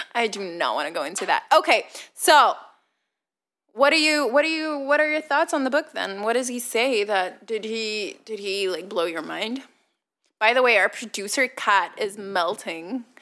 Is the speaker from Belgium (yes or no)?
yes; Leuven, Flanders, Belgium; English is a second language; I grew up in Leuven, but I didn't grow up particularly rich